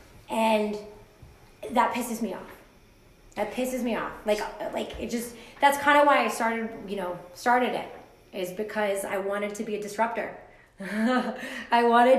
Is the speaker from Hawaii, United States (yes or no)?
yes; Hawaii, United States; now in Hudson Valley, United States; I'm originally from Hawaii